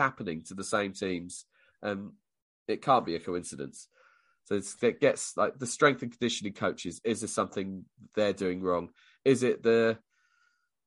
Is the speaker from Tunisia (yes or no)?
no; United Kingdom; us Brits